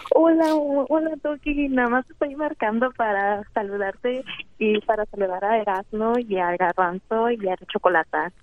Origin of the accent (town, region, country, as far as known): Aguascalientes, Mexico; now in Dallas, United States